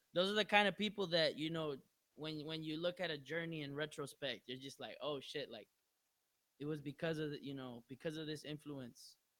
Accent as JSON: {"language": "English", "town": "Long Beach", "region": "California", "country": "United States", "tie": "born or raised there", "said": "I'm from Long Beach"}